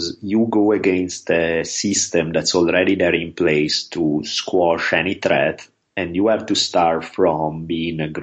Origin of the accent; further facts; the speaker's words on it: Italy; now in Los Angeles, United States; growing up in Italy